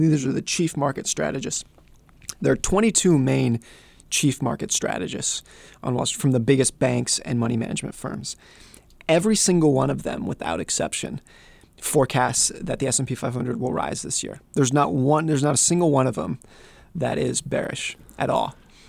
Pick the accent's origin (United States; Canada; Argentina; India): United States; Lake Tahoe; also born or lived in Seattle; I grew up in Lake Tahoe. You could get 5 feet of snow and no one would blink. And then I've also lived in cities where I lived in Seattle